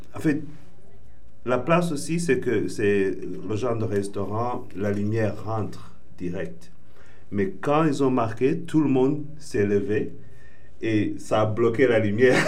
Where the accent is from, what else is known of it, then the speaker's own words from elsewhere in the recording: Rwanda; je suis originel du Rwanda